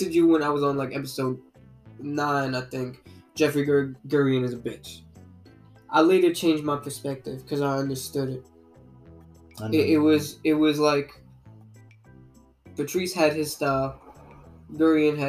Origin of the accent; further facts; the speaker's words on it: Guyana; I'm from Guyana.